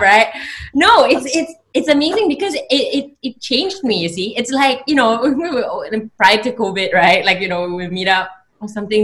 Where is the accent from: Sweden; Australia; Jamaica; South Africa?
Australia; moved away; I grew up in Australia for like 10 years